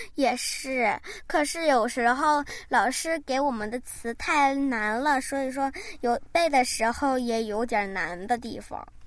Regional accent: South Korea; 我一直在韩国长大

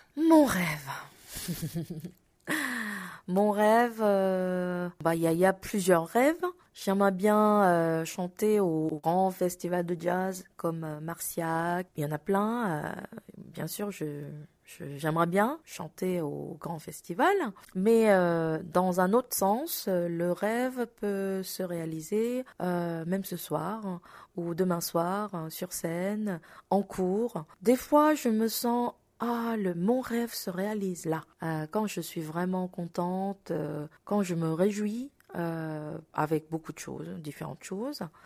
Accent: South Korea; French is a second language; moved away as an adult; now in Paris, France; je suis loin de mon pays natal et loin de mes proches, ça me renforce euh, mon identité euh, d'être coréenne.

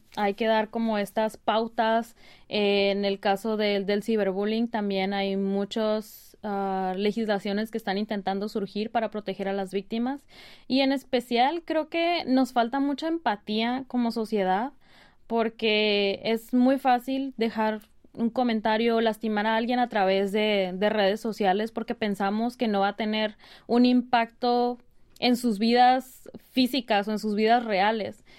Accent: Mexico; moved away as an adult; now in South Korea; yo soy criada como mexicana, como latina

